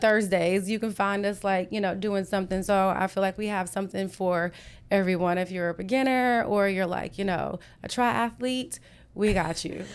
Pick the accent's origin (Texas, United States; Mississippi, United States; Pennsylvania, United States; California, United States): Texas, United States; Whitney; moved away as an adult; also born or lived in Houston; I grew up in Whitney. It's about seventy-two miles east of here